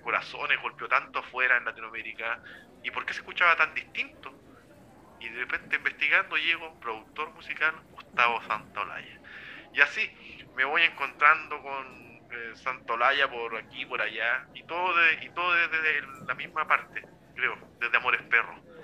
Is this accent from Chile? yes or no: yes; Chile; como chileno en nuestros casos